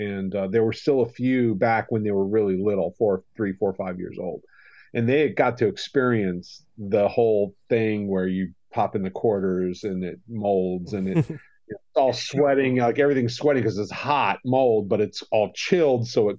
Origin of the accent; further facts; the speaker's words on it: Miami, Florida, United States; And I'm a Floridian. I was born and raised in Miami.